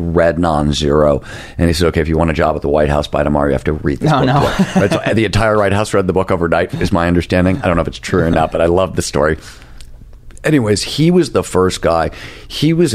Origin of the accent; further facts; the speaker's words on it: Midwest, United States; I'm an old punk rocker and I come from the Midwest